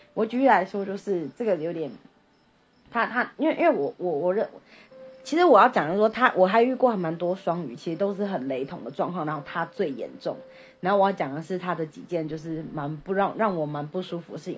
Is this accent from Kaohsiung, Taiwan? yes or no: no; Taipei, Taiwan; 我们都是台北人嘛